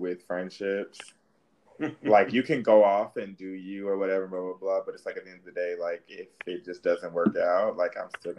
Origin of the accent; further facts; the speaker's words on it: Indianapolis, Indiana, United States; I was born in Indianapolis.